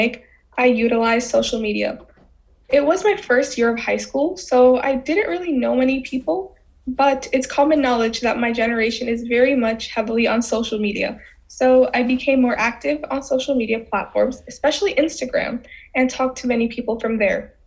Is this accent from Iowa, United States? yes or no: no; New York City, New York, United States; also born or lived in Bangladesh; I grew up in the Bronx, surrounded by mostly other Bengali people